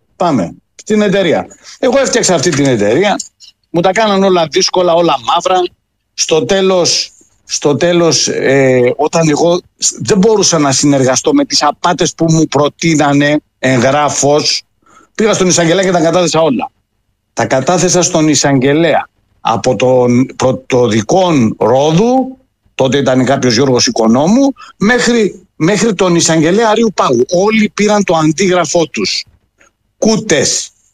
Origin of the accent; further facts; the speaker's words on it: Rhodes, village of Agios Isidoros, South Aegean, Greece; moved away as an adult; now in Denmark; η καταγωγή μου είναι από τη Ρόδο, από ένα χωριό, τον Άγιο Ισίδωρο